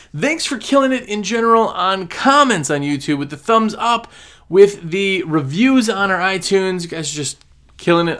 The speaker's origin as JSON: {"language": "English", "region": "Wisconsin", "country": "United States", "moved": "as an adult", "lives_now": "North Carolina, United States", "said": "I'm from Wisconsin"}